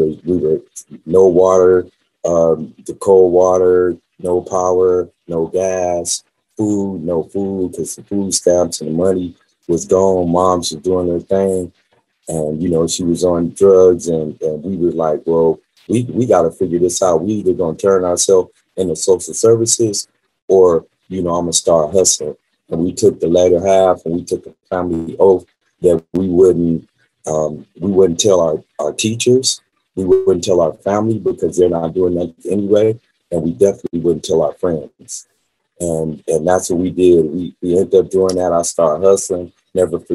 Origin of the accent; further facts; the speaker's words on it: Las Vegas, Nevada, United States; also born or lived in California; she left California and brought me out here to Las Vegas when I was about 5 years old